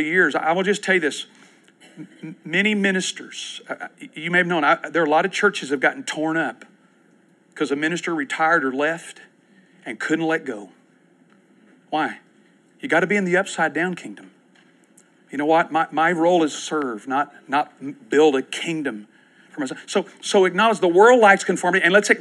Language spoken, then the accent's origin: English; Winchester, Kentucky, United States; now in Oklahoma City, United States; I grew up in Winchester, Kentucky.